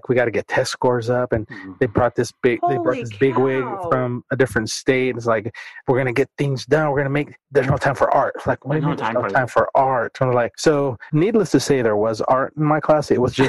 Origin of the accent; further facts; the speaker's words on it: California, United States; now in Duncanville, United States; I'm a transplant from California, so I taught, trying to do the math, 11 years out there, and then when I came here